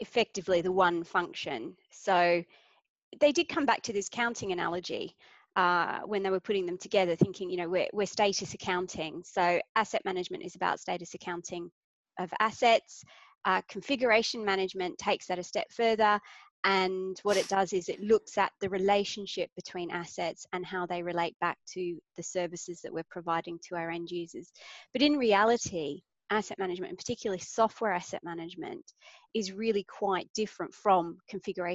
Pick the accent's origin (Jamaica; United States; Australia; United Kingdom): Australia; I'm Australian